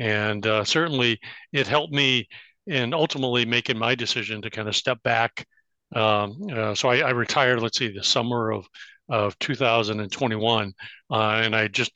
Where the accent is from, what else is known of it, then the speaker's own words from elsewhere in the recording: Bloomington, Illinois, United States; moved away as an adult; also born or lived in Champaign, Illinois / Chicago, Illinois; I grew up in Bloomington Normal